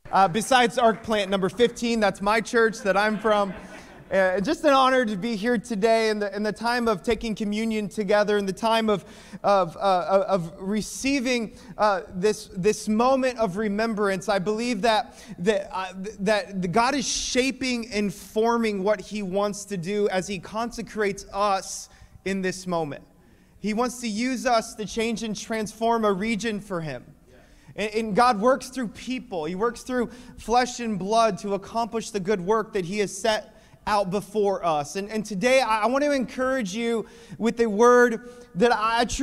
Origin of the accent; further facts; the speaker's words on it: Minneapolis, Minnesota, United States; I am from Minneapolis